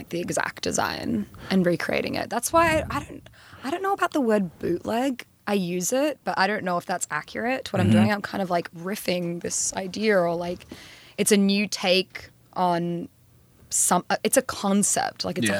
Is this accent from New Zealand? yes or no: no; Australia